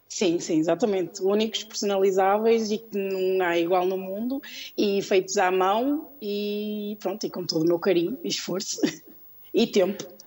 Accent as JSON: {"language": "Portuguese", "town": "Porto", "region": "Norte", "country": "Portugal", "also_born_or_lived": "Lisbon, Portugal", "said": "no Porto, que é de onde eu sou"}